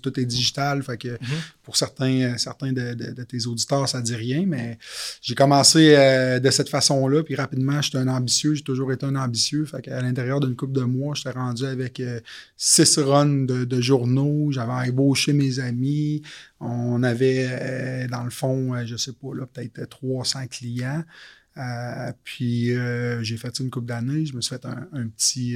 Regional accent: Quebec City, Quebec, Canada; moved away as an adult; also born or lived in Montreal; je suis originaire de la ville de Québec. Je déménagé à Montréal à l'époque.

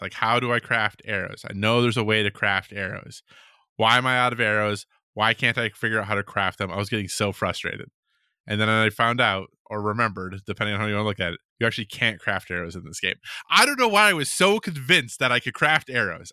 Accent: Minneapolis–Saint Paul, Minnesota, United States; being from Minnesota, like, especially since I grew up around the Twin Cities

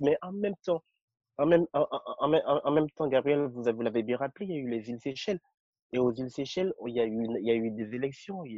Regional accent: Benin; also born or lived in Cotonou / Paris; je suis béninois

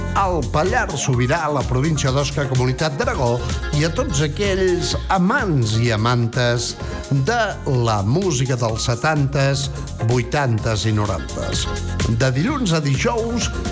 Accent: Bages, Catalonia, Spain; jo sóc del Bages

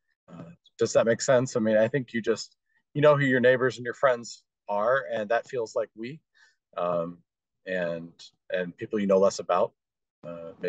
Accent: Dayton, Ohio, United States; I was born in Dayton, Ohio, lived there for quite a long time.

